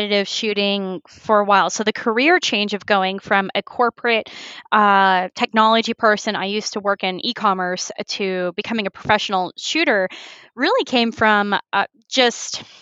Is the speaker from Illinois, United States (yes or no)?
no; Houston, Texas, United States; now in New Hampshire, United States; growing up in Houston, it's a major, like, it is the fourth largest city in the country